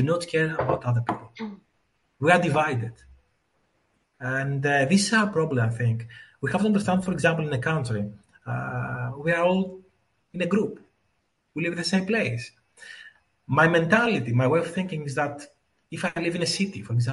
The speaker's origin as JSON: {"language": "English", "country": "Greece", "tie": "born or raised there", "said": "I was born in Greece"}